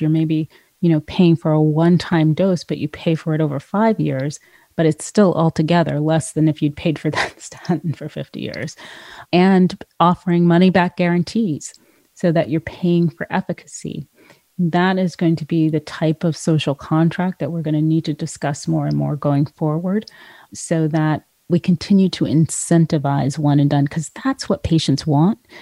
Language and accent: English; California, United States; moved away; California, which is my home state